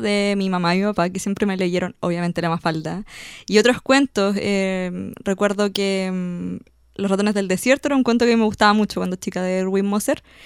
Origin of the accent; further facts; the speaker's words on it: Chiguayante, Biobío, Chile; Yo soy de Chihuayante, entonces lo hacía en el sector de Chihuayante